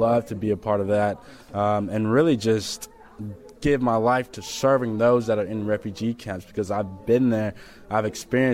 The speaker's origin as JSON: {"language": "English", "town": "Memphis", "region": "Tennessee", "country": "United States", "tie": "born or raised there", "also_born_or_lived": "Kenya", "said": "I grew up in the United States, and so I've become accustomed to the American way of life."}